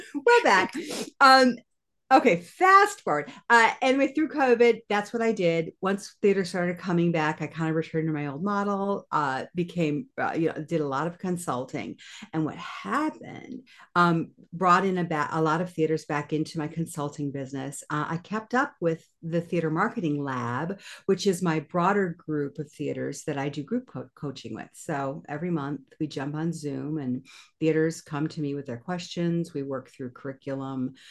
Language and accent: English; Kalamazoo, Michigan, United States; moved away as an adult; also born or lived in New York; I decided to move my family back to my hometown of Kalamazoo, Michigan